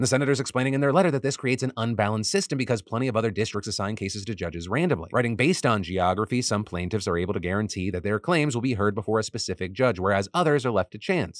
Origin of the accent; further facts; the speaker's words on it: United States; as an American